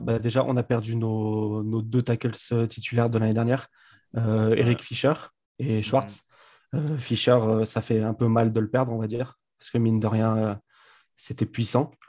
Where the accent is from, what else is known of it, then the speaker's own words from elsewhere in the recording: Grenoble, Auvergne-Rhône-Alpes, France; je suis de Grenoble